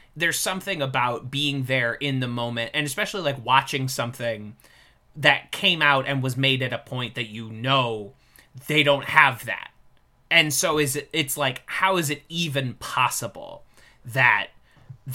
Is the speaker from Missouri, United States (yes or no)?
yes; St. Louis, Missouri, United States; now in New York, United States; I am from St. Louis